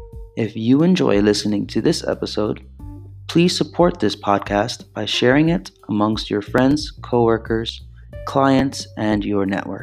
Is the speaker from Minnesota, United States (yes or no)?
no; New York City, New York, United States; now in South Africa; I'm originally from New York City. I'm currently in South Africa, and I'm thinking about changing sceneries as soon as I get back to the States.